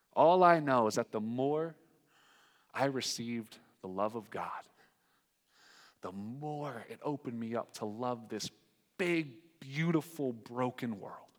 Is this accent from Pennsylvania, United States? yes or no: no; North Carolina, United States; moved away; I'm from North Carolina